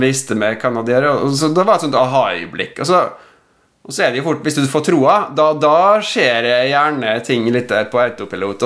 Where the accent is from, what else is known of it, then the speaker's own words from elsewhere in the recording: Western Norway, Norway; also born or lived in Oslo; now in Molde, Norway; som vestlending